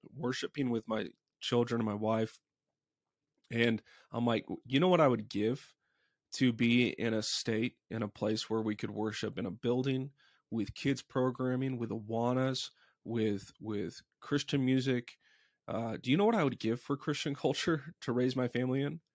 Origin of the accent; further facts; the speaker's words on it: Dallas, Texas, United States; I grew up in Dallas